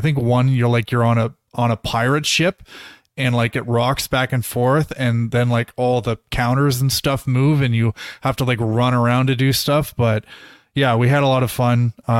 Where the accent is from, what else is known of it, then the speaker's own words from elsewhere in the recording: Toronto, Ontario, Canada; I grew up in Toronto, so it's kind of fun playing levels and like recognizing the TTC buses and like Casa Loma and stuff like that.